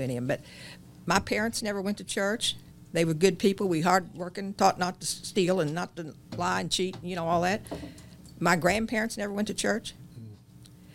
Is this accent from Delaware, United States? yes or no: no; Chittyville, just north of Herrin, Illinois, United States; I started in Chittyville, same place as your dad